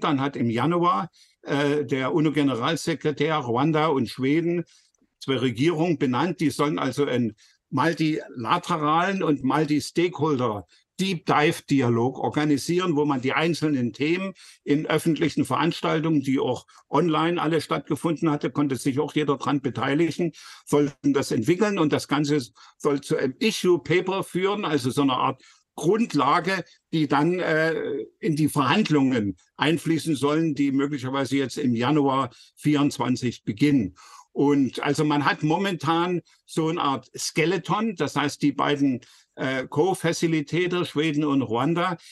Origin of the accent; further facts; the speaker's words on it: Leipzig, Saxony, Germany; als Leipziger